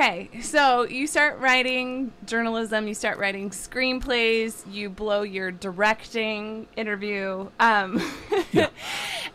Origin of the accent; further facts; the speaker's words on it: Chicago, Illinois, United States; now in Oregon, United States; I grew up in Chicago